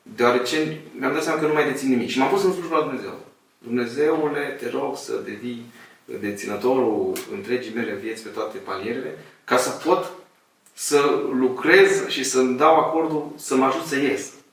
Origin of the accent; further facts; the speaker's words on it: Moldavia, Romania; sunt un român, un moldovean, sunt căsătorit cu o ardeleancă